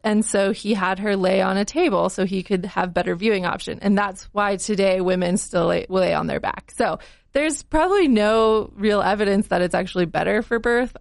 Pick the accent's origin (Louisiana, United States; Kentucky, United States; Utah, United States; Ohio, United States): Utah, United States; Salt Lake City; I was born in a hospital here in Salt Lake